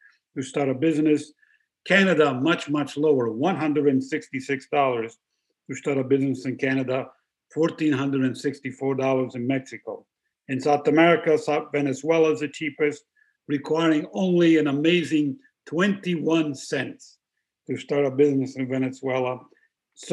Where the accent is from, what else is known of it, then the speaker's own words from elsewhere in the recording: Italy; It's the most expensive place, my home country, to start a business.